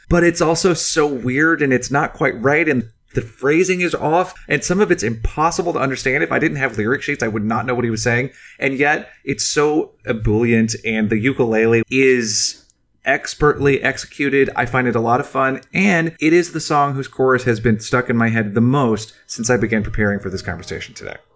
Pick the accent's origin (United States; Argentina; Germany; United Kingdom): United States; as an American who didn't leave the country really at this time in my life